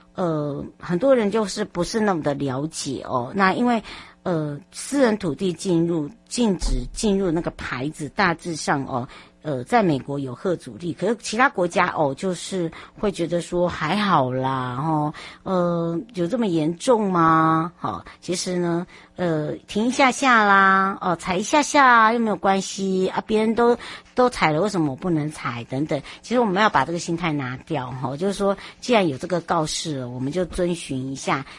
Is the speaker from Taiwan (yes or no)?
yes; Taiwan; 我们台湾人